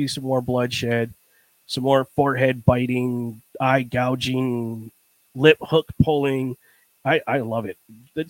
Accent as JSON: {"language": "English", "region": "New York", "country": "United States", "said": "Listen, I'm from New York."}